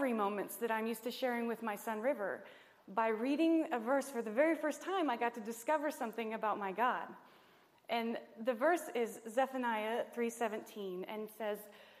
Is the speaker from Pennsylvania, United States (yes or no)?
no; Nevada County, California, United States; we're from Nevada County